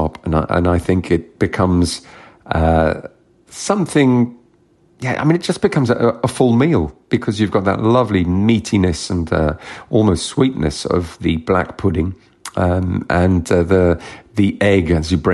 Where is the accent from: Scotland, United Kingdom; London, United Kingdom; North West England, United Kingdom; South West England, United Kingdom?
London, United Kingdom; also born or lived in Kent / France; I was born here, born in Kent and raised in South London.